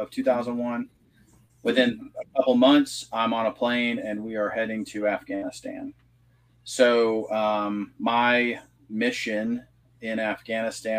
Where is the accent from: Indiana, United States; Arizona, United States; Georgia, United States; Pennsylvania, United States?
Indiana, United States; Indianapolis; moved away as an adult; also born or lived in Fort Drum, New York / Germany; now in Southeast Iowa, United States; I'm originally from Indiana. I grew up in Indianapolis.